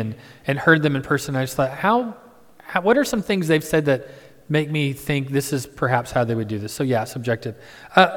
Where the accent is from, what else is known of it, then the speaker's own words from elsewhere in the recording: Midwest, United States; I'm from the Midwest